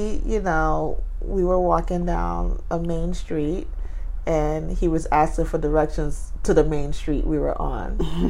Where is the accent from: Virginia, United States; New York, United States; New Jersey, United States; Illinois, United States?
New York, United States; New York City; I'm from Brooklyn.